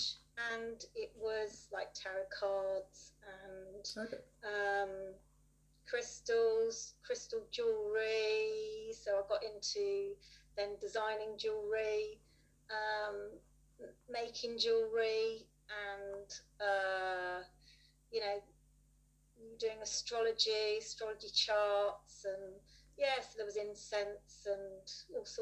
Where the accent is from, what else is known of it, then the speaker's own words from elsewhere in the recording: Dorset, South West England, United Kingdom; also born or lived in Manchester; now in Bournemouth, United Kingdom; So I grew up in Dorset, hence a bit of an accent, and then I moved away at 18